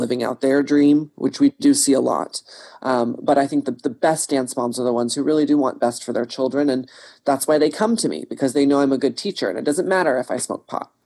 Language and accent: English; Texas, United States; I grew up in Texas